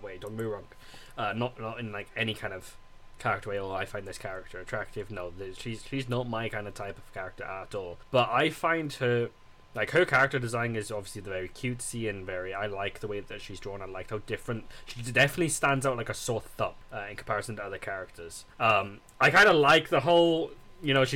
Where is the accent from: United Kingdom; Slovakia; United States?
United Kingdom; us as British people